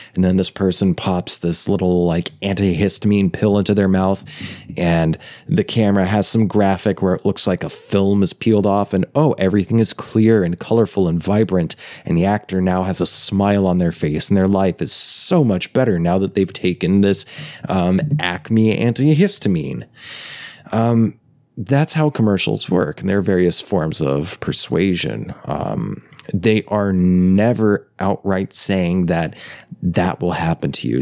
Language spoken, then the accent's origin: English; United States; growing up in the United States of America